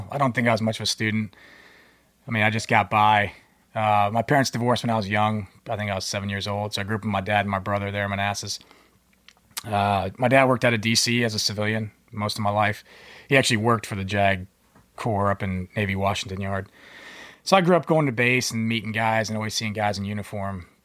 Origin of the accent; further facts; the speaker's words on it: Philippines; born there; I was born in the Philippines. My parents were both active duty Subic Bay Naval Base.